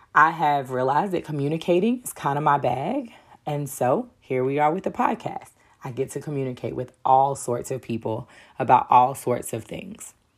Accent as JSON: {"language": "English", "town": "Durham", "region": "North Carolina", "country": "United States", "tie": "born or raised there", "said": "being born and raised in Durham definitely has its perks"}